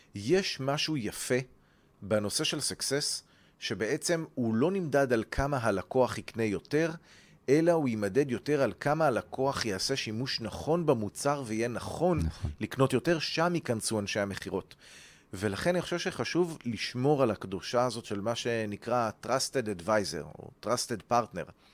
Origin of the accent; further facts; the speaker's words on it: Ra'anana, Central District, Israel; מה שנקרא ברון אנד רייס ברעננה